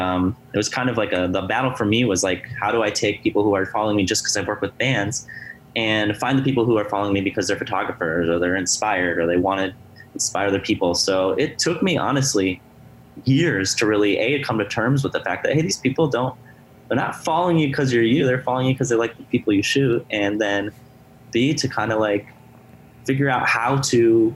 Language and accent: English; Madison, Wisconsin, United States; I'm from Madison, Wisconsin